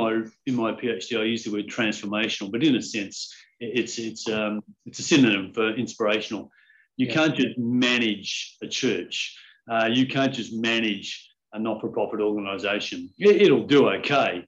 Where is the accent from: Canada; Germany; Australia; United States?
Australia; Perth, Western Australia; moved away; also born or lived in Collie, Western Australia; I grew up in Perth. In fact, I grew up initially in a country town in the southwest of Western Australia called Collie, but then mostly in Perth.